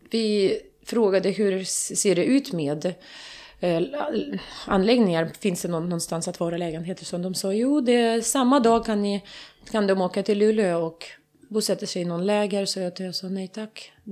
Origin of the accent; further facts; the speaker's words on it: Kharkiv, Kharkiv Oblast, Ukraine; Vi sitter utanför Charkov, hem, äh, mitt hemstad, i en liten by utan vatten, utan mat, utan eh, medicin.